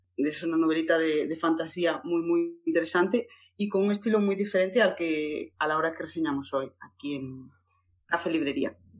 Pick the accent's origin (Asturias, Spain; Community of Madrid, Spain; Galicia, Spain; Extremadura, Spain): Galicia, Spain; A Coruña; Yo soy de Coruña, pero bueno, ya es de Lugo